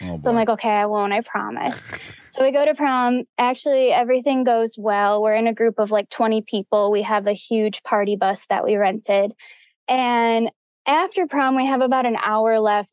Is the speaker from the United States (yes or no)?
yes; Livonia, Michigan, United States; born or raised there